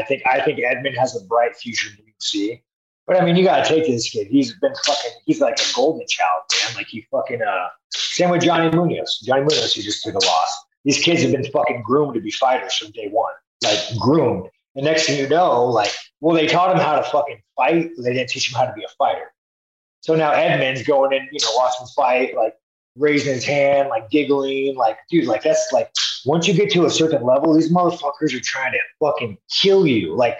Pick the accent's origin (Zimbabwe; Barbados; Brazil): Brazil; now in United States; I mean, the fuck, I grew up in Brazil, man. Brazil fucking sucks.